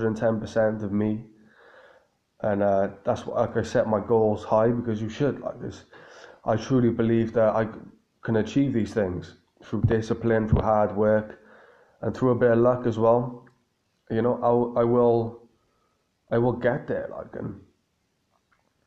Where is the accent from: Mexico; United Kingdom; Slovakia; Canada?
United Kingdom; Cardiff, Wales; my hometown in Cardiff